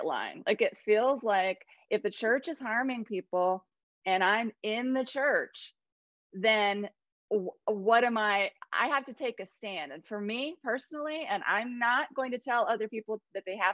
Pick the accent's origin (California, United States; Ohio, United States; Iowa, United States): Ohio, United States; moved away as an adult; also born or lived in Cambodia / South Carolina; now in Columbia, South Carolina, United States; I lived in Ohio for 39 years